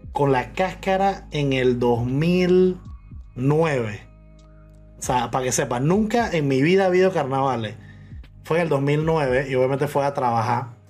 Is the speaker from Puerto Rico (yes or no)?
no; Panama; panameño en muchas vainas, pero en las vainas, entre comillas, populares del panameño soy muy mal panameño